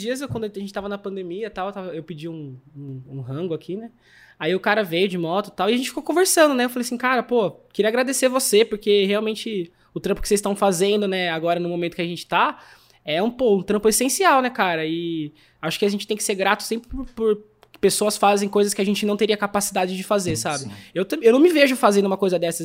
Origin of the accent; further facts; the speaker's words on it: São Pedro, São Paulo, Brazil; Na nossa cidade, né? Que a gente é de São Pedro, Águas de São Pedro